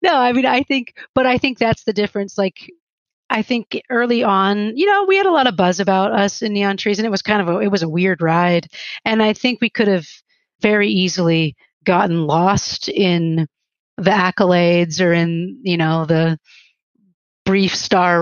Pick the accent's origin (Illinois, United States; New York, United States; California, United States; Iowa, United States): Illinois, United States; Chicago; moved away as an adult; also born or lived in Germany; I'm from Chicago.